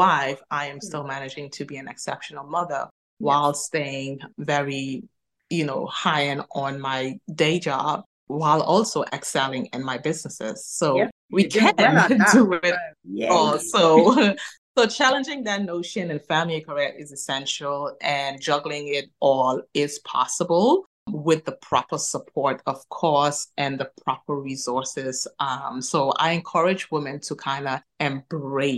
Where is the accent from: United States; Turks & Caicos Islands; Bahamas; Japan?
Turks & Caicos Islands; now in Manchester, United Kingdom; I am originally from the Turks and Caicos Islands